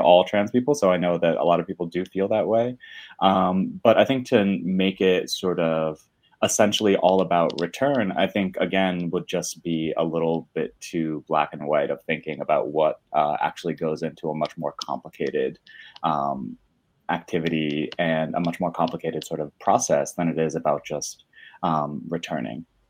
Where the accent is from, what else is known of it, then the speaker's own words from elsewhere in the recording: Northwest New Jersey, United States; moved away as an adult; now in Brooklyn, United States; I grew up in Northwest New Jersey, right next to Pennsylvania, in a super small town.